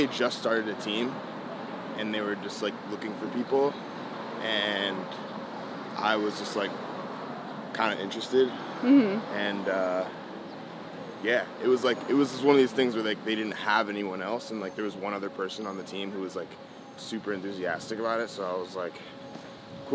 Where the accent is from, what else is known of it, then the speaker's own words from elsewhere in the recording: Cleveland, Ohio, United States; also born or lived in Washington, D.C.; now in New York, United States; I was born in Cleveland